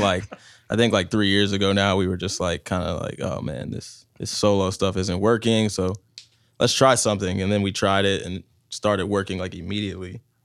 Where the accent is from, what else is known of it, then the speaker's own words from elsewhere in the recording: New Jersey, United States; now in Tampa, United States; I was born in Jersey, and I came here post 9-11, so I've been here for like 15 years now